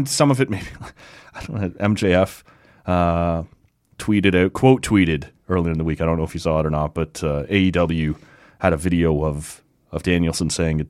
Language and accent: English; Winnipeg, Manitoba, Canada; I'm from Winnipeg, you idiot.